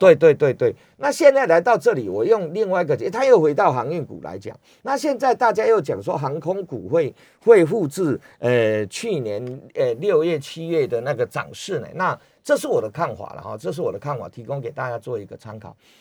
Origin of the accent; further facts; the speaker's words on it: Taiwan; 我们台湾人最喜欢去日本看烟花